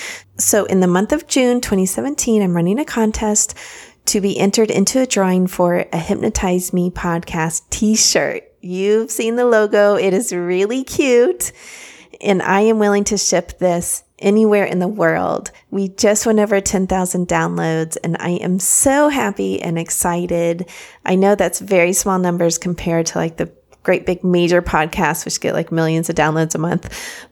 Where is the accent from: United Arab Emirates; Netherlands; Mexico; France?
France; Paris, Île-de-France; born there; I was born in Paris, actually, and my parents lived in France for many, many, many years.